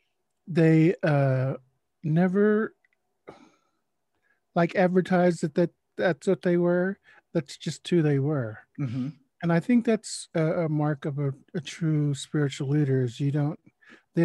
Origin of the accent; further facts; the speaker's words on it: Oklahoma City, Oklahoma, United States; I grew up in Oklahoma City, but my grandmother lived in rural Oklahoma.